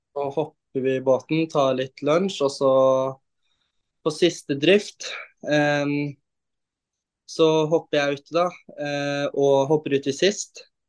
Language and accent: Norwegian; Oslo, Norway; jeg er jo da fra Oslo. Jeg er 19 år